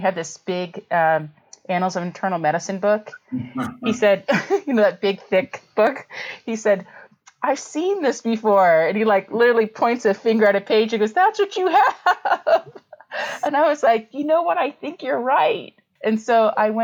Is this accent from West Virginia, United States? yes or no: yes; West Virginia, United States; moved away as an adult; also born or lived in Iowa; In my hometown. I'm from West Virginia and I went to WVU for my undergrad in biology